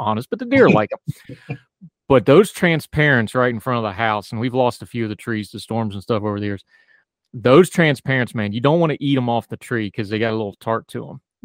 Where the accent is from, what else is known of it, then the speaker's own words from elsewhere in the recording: West Virginia, United States; a little kid growing up in West Virginia